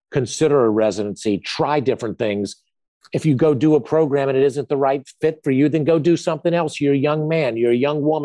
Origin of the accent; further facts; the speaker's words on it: Greensboro, North Carolina, United States; I chose to live in my hometown of Greensboro, North Carolina